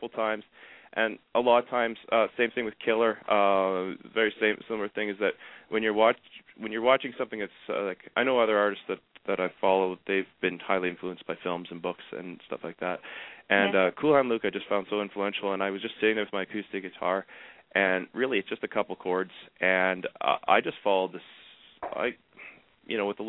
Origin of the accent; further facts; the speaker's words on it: Canada; I'm from Canada